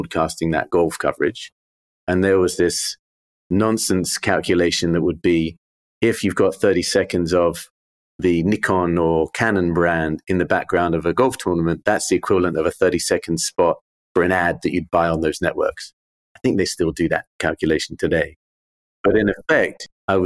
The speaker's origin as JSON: {"language": "English", "region": "London", "country": "United Kingdom", "tie": "born or raised there", "said": "I grew up in Wimbledon, literally a stone's throw from the championships."}